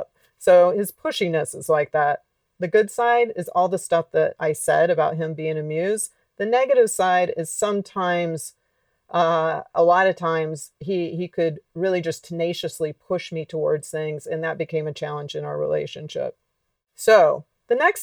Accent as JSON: {"language": "English", "region": "Alabama", "country": "United States", "tie": "born or raised there", "also_born_or_lived": "Los Angeles", "moved": "yes", "said": "I grew up in Alabama, not"}